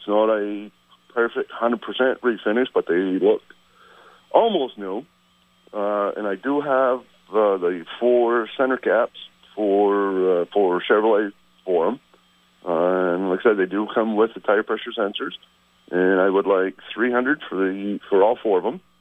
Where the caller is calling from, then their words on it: St. Albans, Vermont, United States; Uh, … from St. Albans.